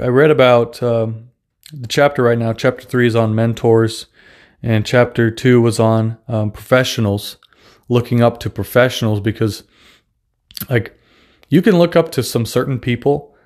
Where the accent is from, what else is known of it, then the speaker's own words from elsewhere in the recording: Russia; accent: Russian; English is a second language; moved away; I'm actually Russian, so I don't have the best English